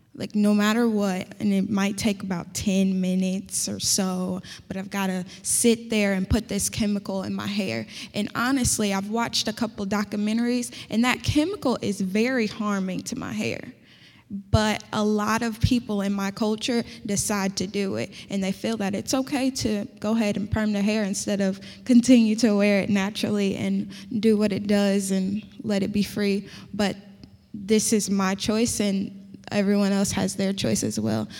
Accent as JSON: {"language": "English", "town": "Indianapolis", "region": "Indiana", "country": "United States", "accent": "country", "said": "I'm from Indianapolis and that's pretty a city as it gets"}